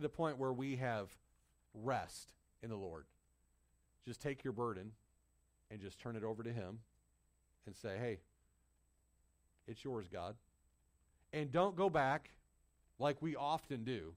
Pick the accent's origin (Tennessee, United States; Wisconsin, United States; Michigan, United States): Michigan, United States; When I was growing up in Michigan, we lived out in the country